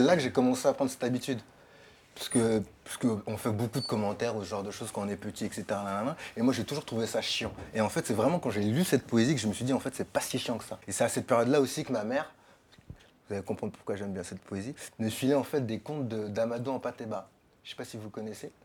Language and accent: French; Sarcelles, Île-de-France, France; j'ai grandi à Sarcelles, donc en banlieue